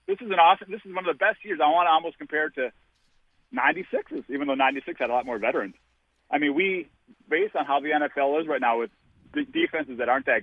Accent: Wisconsin, United States; now in Atlanta, United States; I'm from Wisconsin

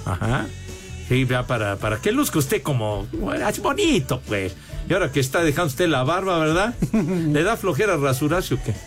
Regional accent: Mexico City, Mexico; Orgullosamente iztapalapense

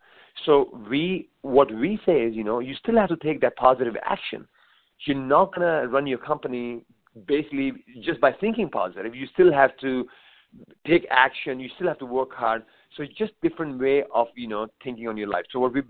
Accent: India; I came from India

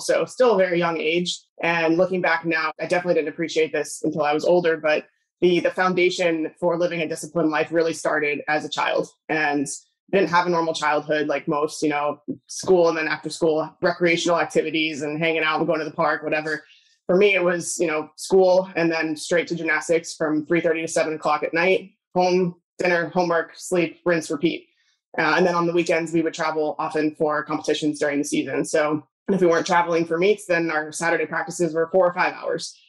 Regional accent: Southern California, United States; I grew up in California. Maybe it's Southern California.

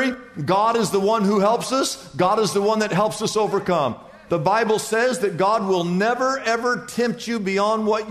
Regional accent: United States; I grew up in the United States of America

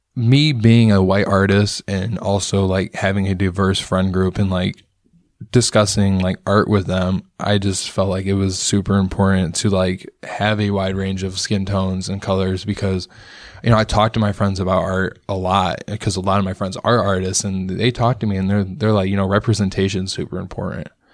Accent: Rockford, Illinois, United States; moved away as an adult; also born or lived in McChesney Park; now in Chicago, United States; I was born and raised in Rockford

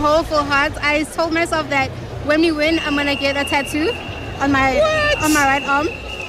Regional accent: Sandton, Gauteng, South Africa; I'm from Sandton.

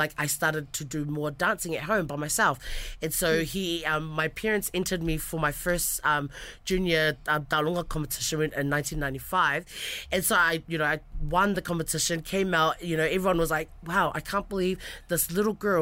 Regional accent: Ongo Niua, Tonga; I'm from Niua, and that's where my people are from

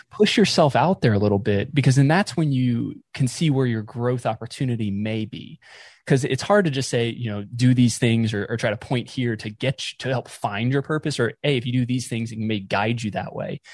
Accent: just outside of Raleigh, North Carolina, United States; also born or lived in West Palm Beach, Florida / Boca Raton, Florida; now in Ohio, United States; I was born in Florida, uh, South Florida, West Palm Beach, and grew up mostly in North Carolina, uh, just outside of Raleigh

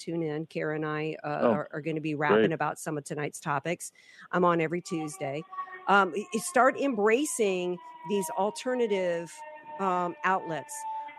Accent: New Orleans, Louisiana, United States; And I'm from New Orleans.

